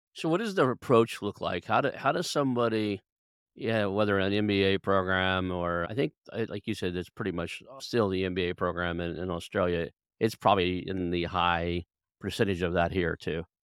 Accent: United States; growing up in the United States

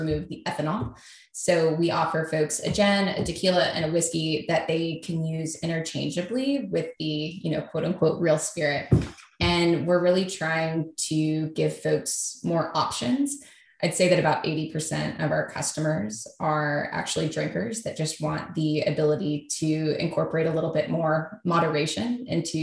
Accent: Kentucky, United States; moved away as an adult; also born or lived in New York; I moved back to Kentucky from New York to work on this, where I'm from

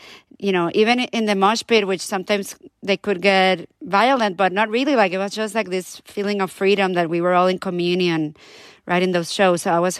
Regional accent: Puerto Rico; I grew up in Puerto Rico

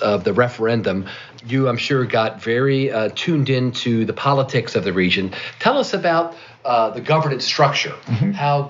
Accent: Baltimore, Maryland, United States; I'm from Baltimore

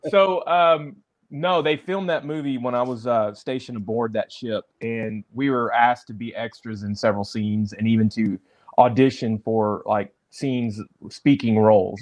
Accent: Dallas, Texas, United States; also born or lived in Amarillo, Texas; now in Arkansas, United States; I grew up in Dallas

